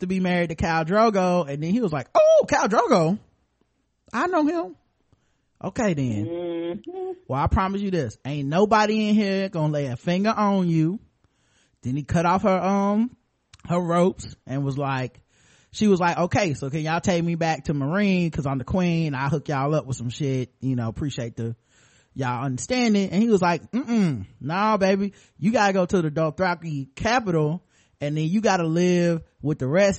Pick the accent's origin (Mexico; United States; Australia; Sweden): Australia; I know because I looked it up on Rap Genius, and I'm from Australia.